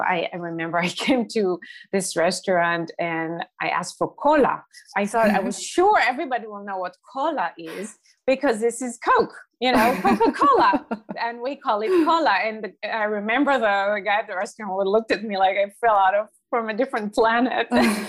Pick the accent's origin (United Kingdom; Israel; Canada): Israel; Jerusalem District; English is a second language; I grew up in Jerusalem in a small town near Jerusalem, actually.